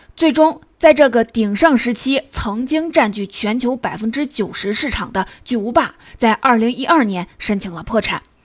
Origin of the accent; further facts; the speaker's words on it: China; 我们中国人常说